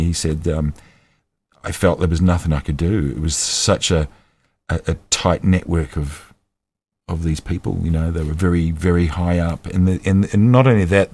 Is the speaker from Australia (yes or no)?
yes; Sydney, New South Wales, Australia; now in New Zealand; I grew up in Australia. I sort of became an Australian from the age of three